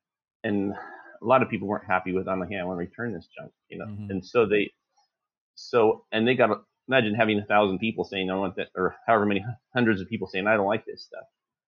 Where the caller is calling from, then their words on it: Lorena, Texas, United States; Lorena, Texas.